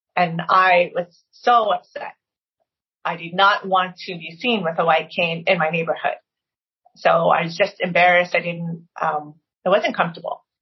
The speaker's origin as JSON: {"language": "English", "region": "Maryland", "country": "United States", "tie": "born or raised there", "said": "I was from Maryland"}